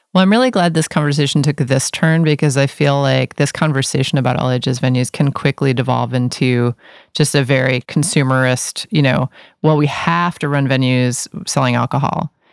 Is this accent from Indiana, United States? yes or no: no; New York City, New York, United States; now in Portland, United States; I grew up in New York City